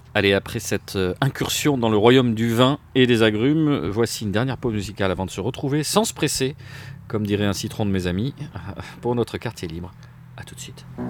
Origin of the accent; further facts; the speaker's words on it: Tunisia; moved away; dans mon enfance en Tunisie